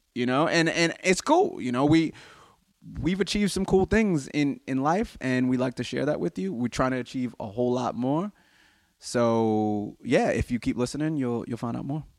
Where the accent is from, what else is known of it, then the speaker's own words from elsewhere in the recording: United States; I'm obviously American